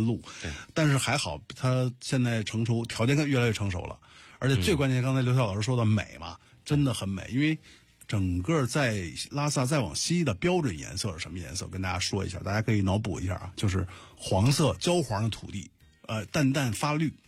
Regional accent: China; 作为中国人嘛

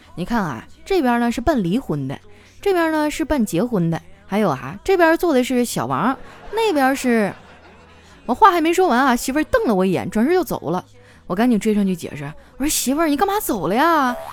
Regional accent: Northeast China, China; moved away; 虽然东北的天儿冷，但是我们东北人很热情啊，街坊四邻的关系都特别好

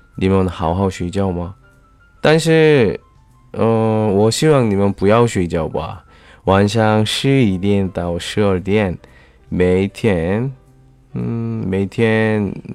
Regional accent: South Korea; Chinese is a second language; 我是来自韩国的外教

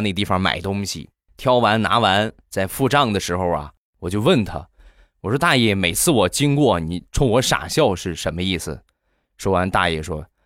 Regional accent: Rizhao, Shandong, China; 我家乡的特产，日照绿茶

